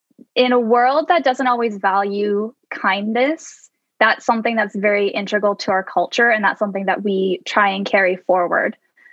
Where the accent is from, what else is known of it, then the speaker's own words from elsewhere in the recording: Cambridge, Ontario, Canada; moved away as an adult; also born or lived in Los Angeles, United States; now in Leeds, United Kingdom; I was born and raised in Cambridge, Ontario.